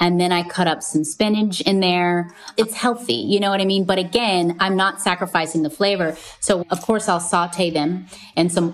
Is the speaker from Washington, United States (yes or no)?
no; Hawaii, United States; I grew up in Hawaii